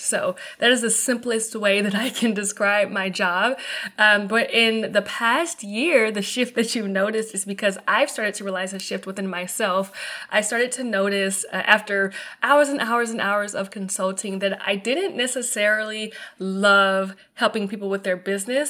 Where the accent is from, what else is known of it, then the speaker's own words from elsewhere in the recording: Mobile, Alabama, United States; moved away; also born or lived in Atlanta, Georgia / Tampa, Florida; my hometown first, to Mobile, Alabama